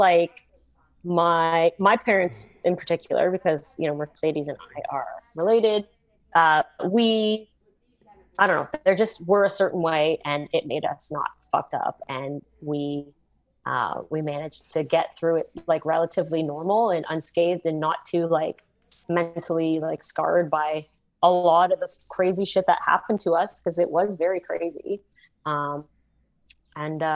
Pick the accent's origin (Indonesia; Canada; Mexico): Canada; being from where we were, from, you know, a smaller city, like 300,000-400,000 people, and you know, we're Canadian